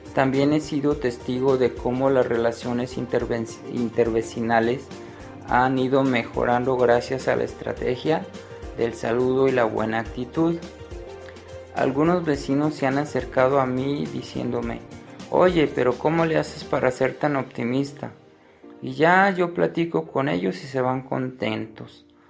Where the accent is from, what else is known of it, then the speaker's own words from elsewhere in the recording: Guadalajara, Jalisco, Mexico; soy de Guadalajara, Jalisco, México